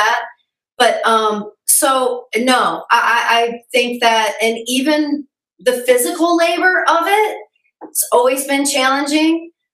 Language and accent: English; Midwest, United States; being raised in the Midwest